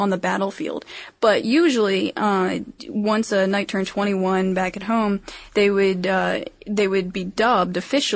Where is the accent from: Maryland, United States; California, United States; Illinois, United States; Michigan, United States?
Maryland, United States; I'm from Maryland